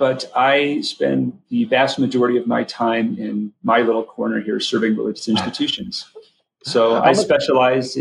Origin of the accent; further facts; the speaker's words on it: Wheaton, Illinois, United States; moved away as an adult; also born or lived in Boston / Notre Dame / Washington, D.C.; I grew up in Wheaton, Illinois.